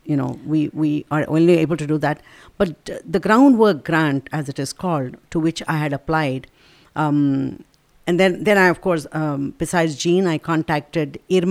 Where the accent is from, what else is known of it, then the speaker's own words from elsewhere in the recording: India; me being Indian